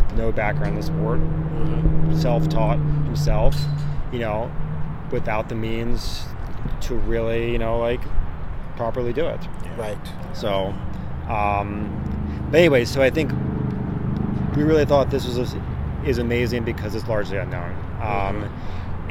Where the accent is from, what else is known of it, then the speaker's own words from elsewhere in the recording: Annapolis, Maryland, United States; moved away as an adult; now in Los Angeles, United States; I'm originally from Annapolis, Maryland, with my with my brother Trevor. He grew up there as well